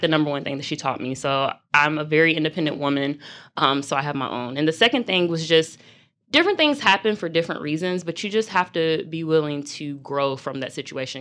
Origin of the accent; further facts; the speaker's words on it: Louisville, Kentucky, United States; moved away as an adult; also born or lived in Indiana; now in Charlotte, United States; I'm originally from Louisville, Kentucky